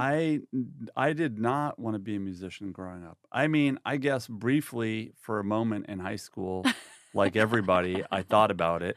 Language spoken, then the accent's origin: English; Woodstock, New York, United States; I grew up in New York, yeah, so, um, in a famous town called Woodstock